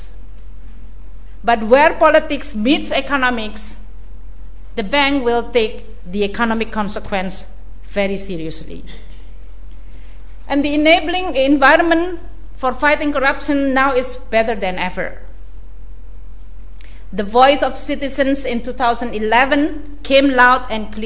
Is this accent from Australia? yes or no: no; Indonesia; I come from Indonesia